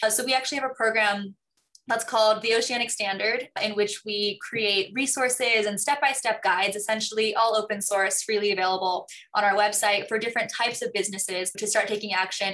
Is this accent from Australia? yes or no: no; Hong Kong; moved away; also born or lived in New York; I grew up in Hong Kong